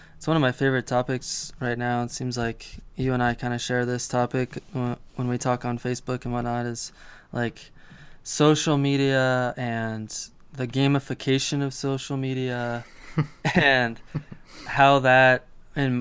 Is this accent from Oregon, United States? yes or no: no; Colorado Springs, Colorado, United States; my hometown of Colorado Springs